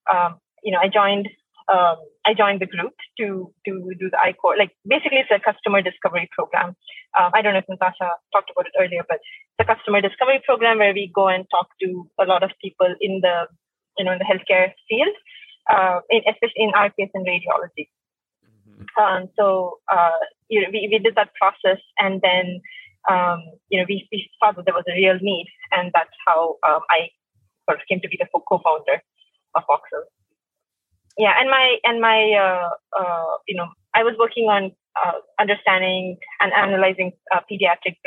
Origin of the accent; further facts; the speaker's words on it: India; moved away; I'm from originally from India